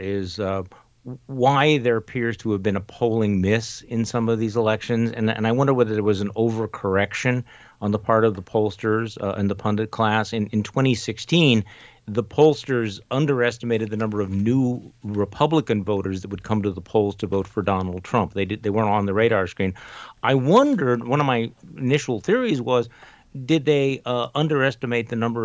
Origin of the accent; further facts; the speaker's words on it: Wisconsin, United States; here in my home state of Wisconsin